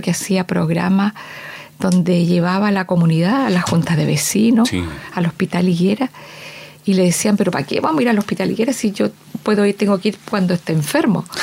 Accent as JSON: {"language": "Spanish", "town": "San Pedro de la Paz", "region": "Biobío", "country": "Chile", "tie": "born or raised there", "also_born_or_lived": "Concepción", "said": "de Concepción, nací en Concepción. Y eh, la mayor parte de mi niñez y mi, juventud la pasé en San Pedro, en la villa San Pedro"}